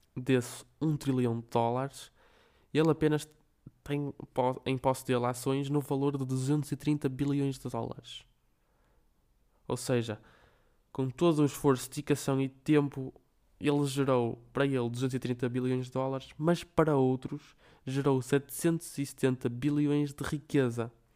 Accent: Braga, Norte, Portugal; Braga, a minha terra, eu vivo aqui desde que nasci

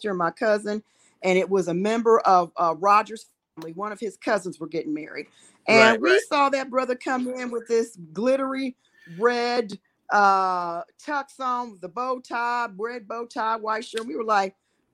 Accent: Cincinnati, Ohio, United States; moved away; also born or lived in Kansas City; I'm originally from the funk capital of the world, Cincinnati, Ohio

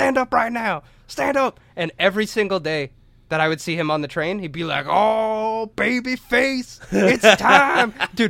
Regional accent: New York, United States; Because, like, I'm from New York, dude. Like, we don't got guns, you know?

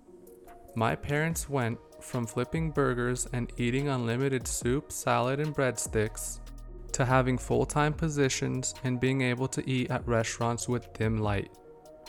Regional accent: California, United States; also born or lived in Cluj-Napoca, Romania; My young parents were ready to risk it all to start a fresh new life here in California

